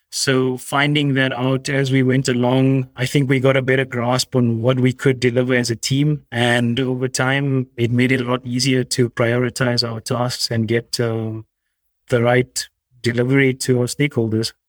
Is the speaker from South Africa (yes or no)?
yes; South Africa; moved away; I'm originally South African